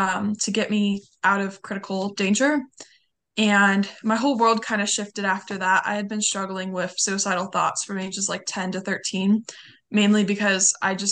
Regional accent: Lancaster, California, United States; I grew up a little bit like about 30-40 minutes north of LA, in a much smaller like suburb in the desert

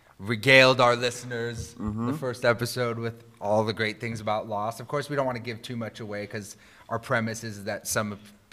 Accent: Southern California, United States; I'm from Southern

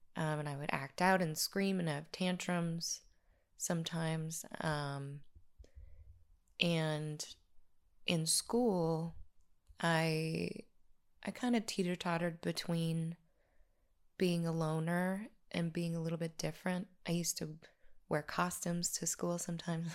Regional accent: La Crosse, Wisconsin, United States; moved away as an adult; also born or lived in Chicago / Los Angeles; we're from the Midwest, Uh, I was born in a town called La Crosse, Wisconsin in the eighties.

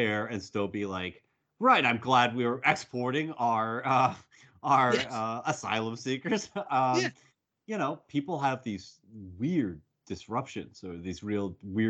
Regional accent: United States; my response as an American

